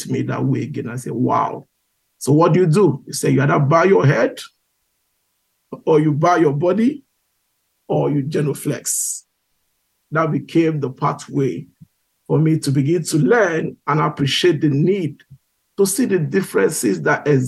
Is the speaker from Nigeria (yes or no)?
yes; Igboland, Nigeria; moved away as an adult; also born or lived in United Kingdom; now in United States; I come from Igbo. I'm an Igbo guy from Nigeria